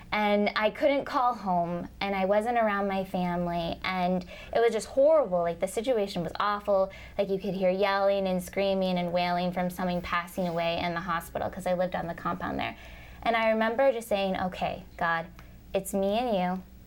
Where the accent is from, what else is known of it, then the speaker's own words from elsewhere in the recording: Minnesota, United States; I'm from Minnesota originally, but I'm moving to Canada.